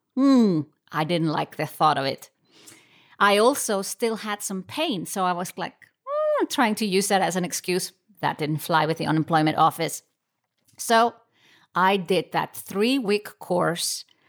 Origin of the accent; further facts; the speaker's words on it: Iceland; moved away as an adult; now in Switzerland; I found myself in Switzerland, not in my home country, Iceland